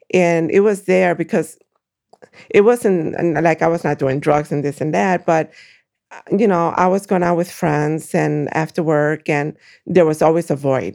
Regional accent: Brooklyn, New York, United States; born or raised there; moved away as an adult; also born or lived in Puerto Rico; now in Waukegan, United States

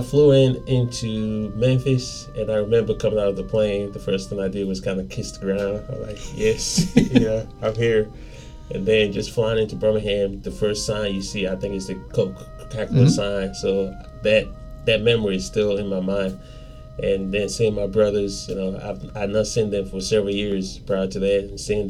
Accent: Nigeria; now in United States; Nigeria, we're colonized by the British, so English is technically official language.

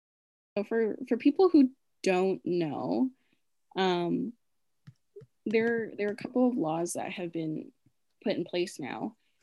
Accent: Philippines; As Filipino people, we naturally abandon the idea of self.

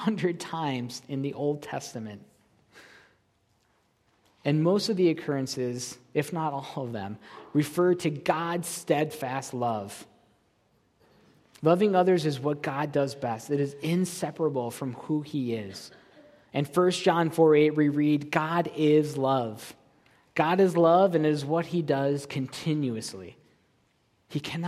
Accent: Buffalo, New York, United States; now in Kansas City, United States; I'm from Buffalo, New York

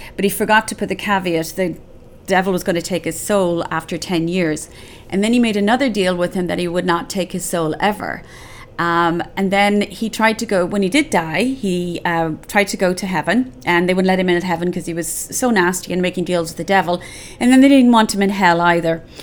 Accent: Ireland; we had a lot of games growing up in Ireland

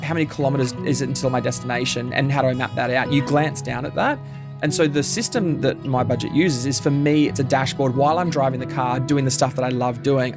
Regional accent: Bundaberg, Queensland, Australia; now in Melbourne, Australia; I grew up in Bundaberg. I'm a, a Queenslander by birth

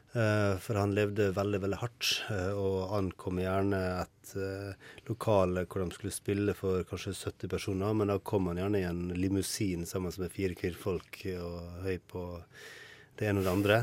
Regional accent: Ålesund, Møre og Romsdal, Norway; jeg vokste opp i Ålesund

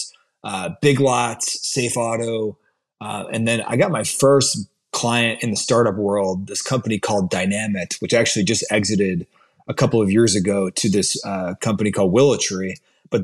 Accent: Brecksville, Ohio, United States; So I'm from Cleveland, Ohio, grew up in Brecksville, 20 minutes south of Cleveland.

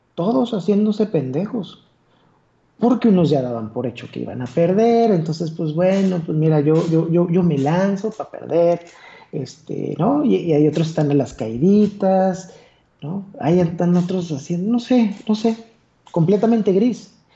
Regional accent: Torreón, Coahuila, Mexico; accent: golpeado; soy de Torreón. Hablo como bien golpeado

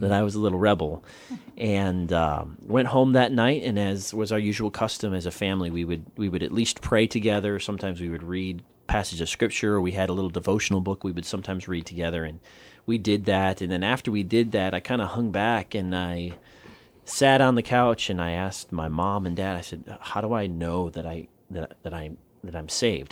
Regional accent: Southern Wisconsin, United States; moved away as an adult; now in Guam; I'm from Southern Wisconsin

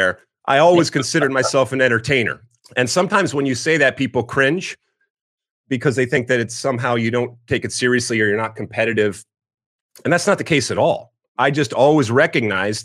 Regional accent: right outside of Detroit, Michigan, United States; moved away as an adult; also born or lived in New Jersey; So I grew up in Michigan, right outside of Detroit

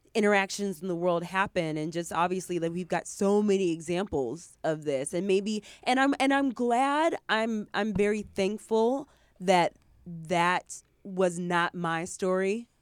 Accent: Michigan, United States; I grew up in Michigan, in the Midwest

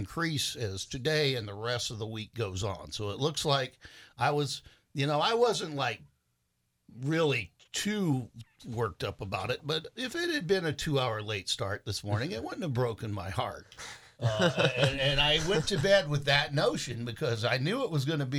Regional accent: Memphis, Tennessee, United States; moved away; I was raised in Memphis, Tennessee as a child

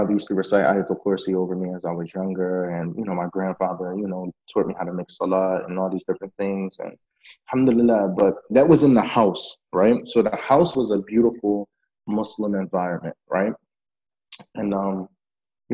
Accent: Philadelphia, Pennsylvania, United States; moved away as an adult; also born or lived in Yemen / Egypt; now in Lebanon; I grew up in Philadelphia.

